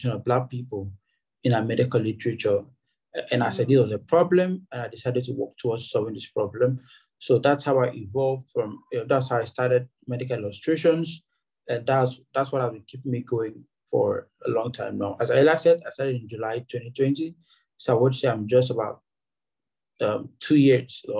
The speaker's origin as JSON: {"language": "English", "region": "Akwa Ibom", "country": "Nigeria", "tie": "born or raised there", "also_born_or_lived": "Ebonyi State", "said": "a native of a Ebonyi State in Nigeria, but I was born and raised in Akwa Ibom State"}